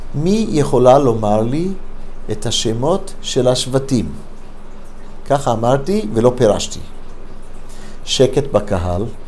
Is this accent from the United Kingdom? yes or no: no; United States; also born or lived in Detroit, Michigan, United States / Los Angeles, California, United States; now in Israel; הייתי ילד קטן, גדל, נולדתי בדטרויט, מישיגן. כילד, בכיתה, כמדומני ד', בלוס אנג'לס